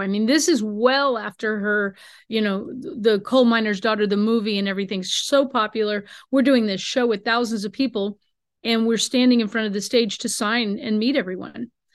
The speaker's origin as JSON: {"language": "English", "town": "Greentop", "region": "Missouri", "country": "United States", "tie": "born or raised there", "said": "up in northern Missouri by my hometown of Greentop."}